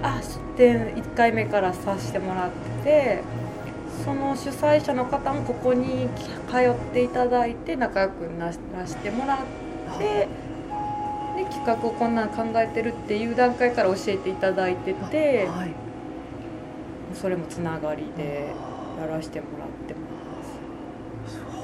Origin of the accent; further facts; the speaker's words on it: Shiga, Japan; 私ここで育ってるし、はいはい、家族もみんな知ってくれてるし